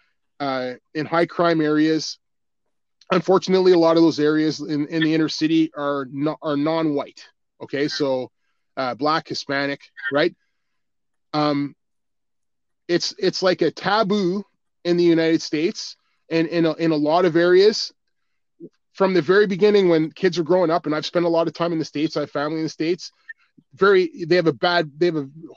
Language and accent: English; Ottawa, Ontario, Canada; I grew up right near Ritchie.